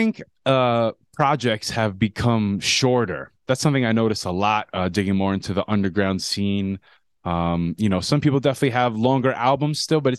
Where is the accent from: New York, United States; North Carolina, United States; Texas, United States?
New York, United States; Long Island; moved away; I'm originally from Long Island